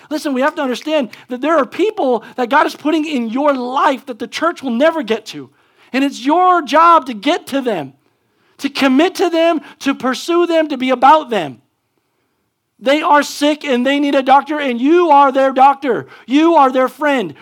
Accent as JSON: {"language": "English", "country": "United States", "said": "as an American"}